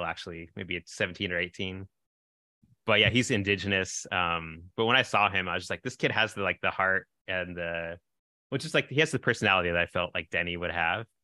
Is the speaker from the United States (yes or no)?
yes; San Francisco Bay Area, California, United States; We're from the San Francisco Bay Area, which is at least the city I grew up in was probably half white or less